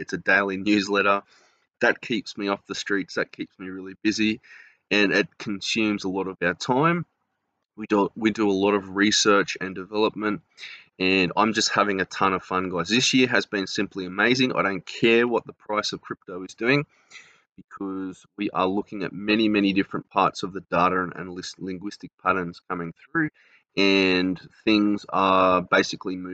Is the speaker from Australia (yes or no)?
yes; Australia; accent: Australian; from Australia, obviously, because of my accent